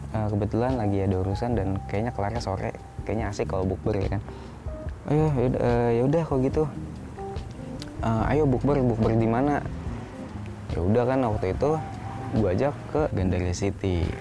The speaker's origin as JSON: {"language": "Indonesian", "town": "Tasikmalaya", "region": "West Java", "country": "Indonesia", "tie": "born or raised there", "also_born_or_lived": "Jakarta", "said": "tinggal di Jakarta gitu ya walaupun gede di Jawa Barat gitu di Tasik di pesantren"}